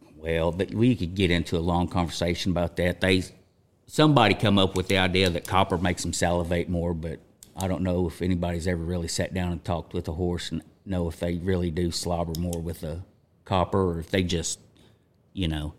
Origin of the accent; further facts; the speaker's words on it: Chelsea, Oklahoma, United States; grew up in Chelsea, Oklahoma, U S A.